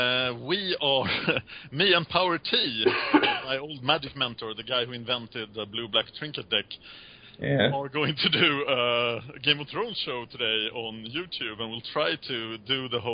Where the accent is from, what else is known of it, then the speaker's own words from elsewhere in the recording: Sweden; we're from Sweden